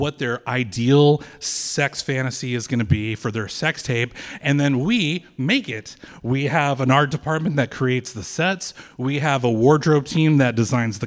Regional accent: West Texas, United States; moved away as an adult; now in Austin, United States; Growing up in West Texas, in a small town

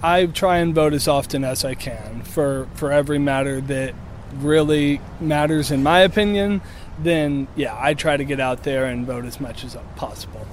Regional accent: Springdale, Arkansas, United States; now in Fayetteville, United States; I'm from Springdale, currently live in Fayetteville.

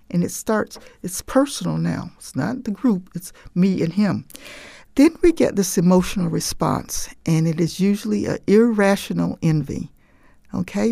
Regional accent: Jim Crow South, United States; my growing up in Jim Crow

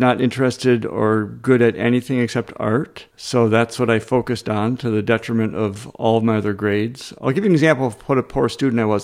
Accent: Rockford, Illinois, United States; also born or lived in Madison, Wisconsin; I grew up in Rockford, Illinois, which was a factory town.

